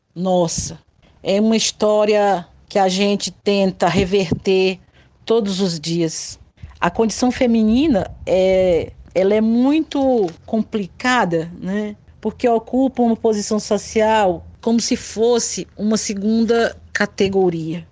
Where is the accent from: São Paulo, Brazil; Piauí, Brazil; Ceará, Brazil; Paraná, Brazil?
Ceará, Brazil; Acaraú; now in Raposa, Brazil; Nasci no Ceará, na cidade de Acaraú